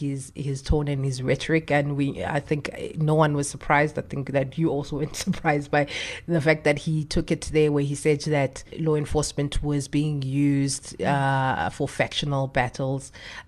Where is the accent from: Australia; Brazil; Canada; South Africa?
South Africa; as a South African